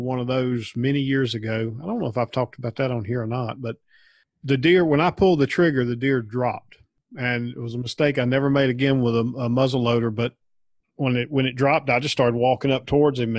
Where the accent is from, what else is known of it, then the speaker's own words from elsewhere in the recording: North Carolina, United States; Growing up in North Carolina